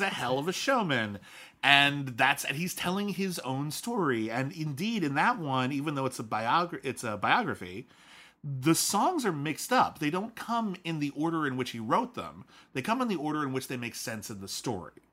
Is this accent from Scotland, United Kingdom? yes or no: yes; Scotland, United Kingdom; moved away; being Scottish